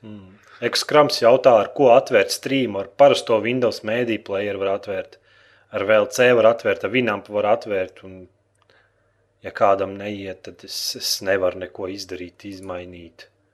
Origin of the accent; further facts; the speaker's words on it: Latvia; Mums bērnībā Latvijā rādīja Transformers.